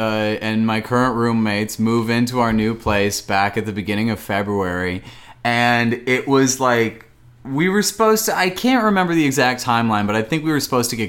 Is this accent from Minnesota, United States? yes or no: yes; Minnesota, United States; now in New York, United States; No, I'm from Minnesota, but my brother and his wife live there.